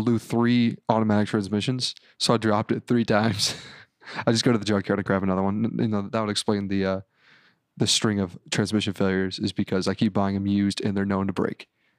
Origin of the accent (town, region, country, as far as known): Orange County, California, United States; born or raised there